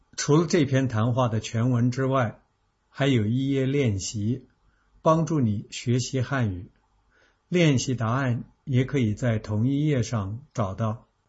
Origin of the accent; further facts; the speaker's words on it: China; now in Australia; 我们中国